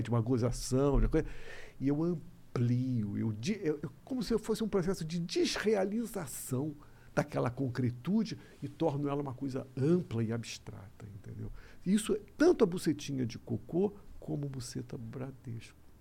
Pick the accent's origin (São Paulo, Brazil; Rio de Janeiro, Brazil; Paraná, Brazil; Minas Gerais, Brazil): Rio de Janeiro, Brazil; eu sou carioca